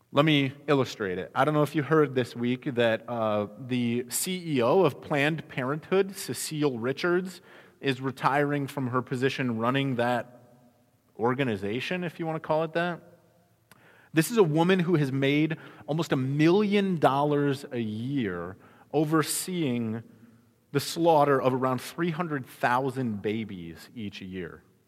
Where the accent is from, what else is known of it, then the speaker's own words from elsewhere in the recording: Midwest, United States; now in Arizona, United States; I grew up in the Midwest